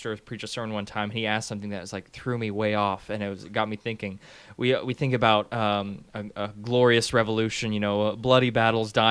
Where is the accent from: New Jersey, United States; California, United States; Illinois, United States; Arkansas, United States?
Arkansas, United States; now in Tennessee, United States; I'm from Arkansas.